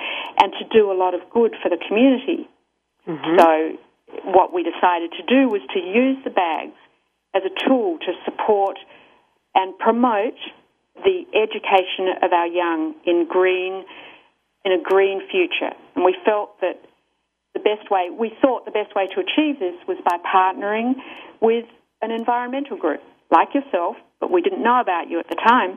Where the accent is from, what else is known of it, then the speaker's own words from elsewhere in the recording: Australia; accent: Australian; moved away; my country of origin, which you may be able to tell from my accent is Australia